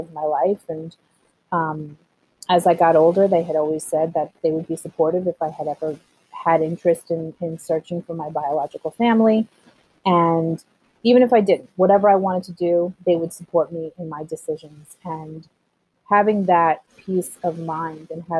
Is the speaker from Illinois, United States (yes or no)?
no; Levittown, New York, United States; also born or lived in Colombia; I grew up in a very, if anyone knows anything about Levittown